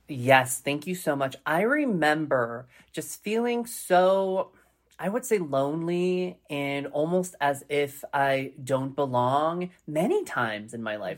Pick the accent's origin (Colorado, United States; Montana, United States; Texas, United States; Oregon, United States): Colorado, United States; Colorado Springs; growing up in Colorado Springs, Colorado, in a predominantly white culture